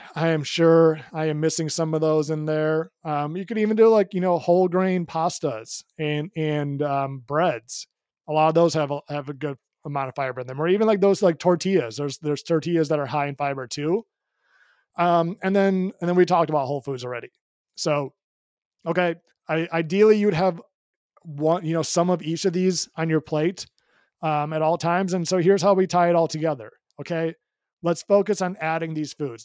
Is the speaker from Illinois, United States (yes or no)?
yes; Chicago, Illinois, United States; moved away; I'm from Chicago originally